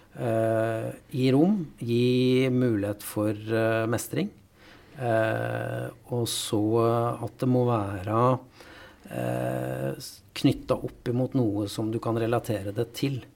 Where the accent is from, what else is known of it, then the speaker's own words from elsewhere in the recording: Valdres, Innlandet, Norway; moved away; jeg er jo fra Valdres opprinnelig